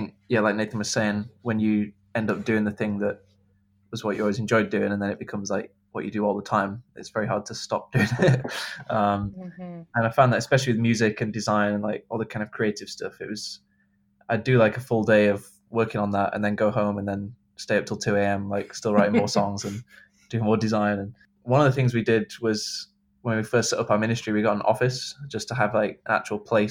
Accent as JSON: {"language": "English", "town": "Manchester", "region": "North West England", "country": "United Kingdom", "tie": "born or raised there", "said": "that's kind of grown up in Manchester."}